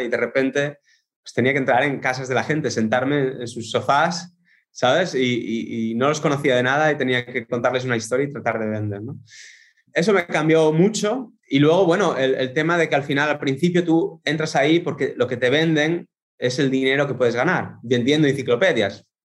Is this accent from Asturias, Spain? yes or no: yes; Asturias, Spain; moved away as an adult; now in Netherlands; soy español, eh, de Asturias, del norte, noroeste.